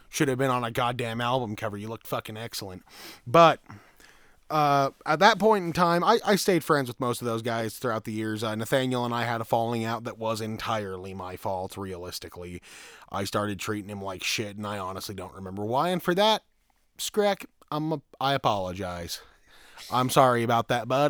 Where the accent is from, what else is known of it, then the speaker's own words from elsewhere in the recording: Green River, Utah, United States; Right here in this shit state of a town known as Green River, Utah.